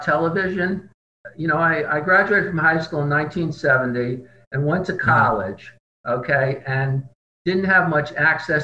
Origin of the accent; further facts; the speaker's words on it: Fairview, New Jersey, United States; also born or lived in Englewood, New Jersey; I grew up in the town of Fairview, New Jersey, which is right across the river from Manhattan.